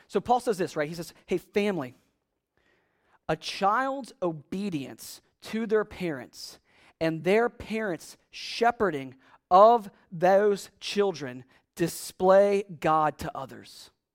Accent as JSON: {"language": "English", "country": "United States"}